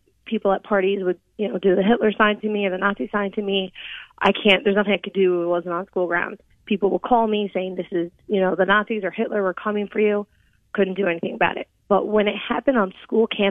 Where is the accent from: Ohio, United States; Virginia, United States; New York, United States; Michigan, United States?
Ohio, United States; Columbus; now in Cleveland, United States; I grew up in Columbus, Ohio.